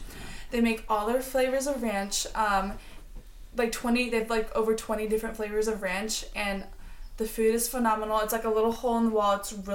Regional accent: Nebraska, United States; moved away; also born or lived in Colorado; I grew up in Nebraska.

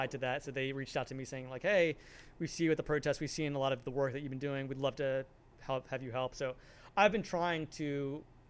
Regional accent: New Jersey, United States; I grew up in New Jersey

